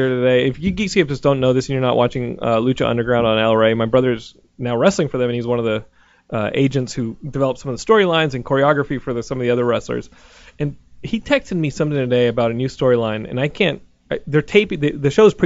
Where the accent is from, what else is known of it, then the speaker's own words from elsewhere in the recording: Austin, Texas, United States; now in Los Angeles, United States; I was born in, like, Barton Hill